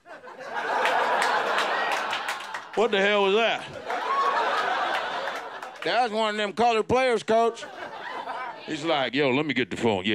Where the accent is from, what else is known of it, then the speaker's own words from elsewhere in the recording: Chicago, Illinois, United States; also born or lived in Nebraska; I'm from Chicago